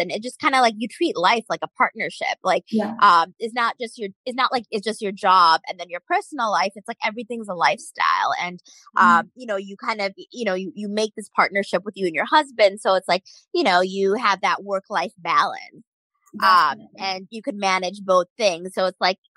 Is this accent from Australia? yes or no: no; United States; as Indian Americans